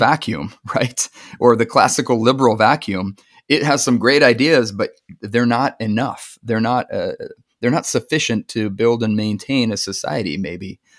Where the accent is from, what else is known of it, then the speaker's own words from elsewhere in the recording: California, United States; being a Californian myself